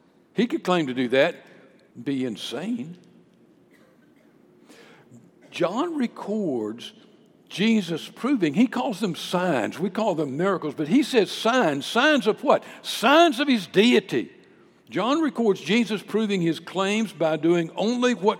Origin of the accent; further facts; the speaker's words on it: San Diego, California, United States; I was born in San Diego, California.